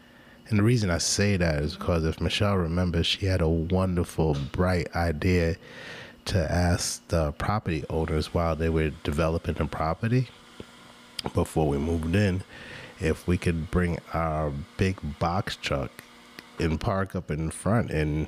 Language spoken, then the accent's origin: English; Jamaica; now that she realizes I'm Jamaican